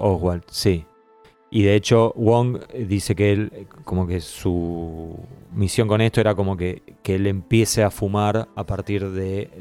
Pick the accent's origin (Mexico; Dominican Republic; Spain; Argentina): Argentina; siendo argentino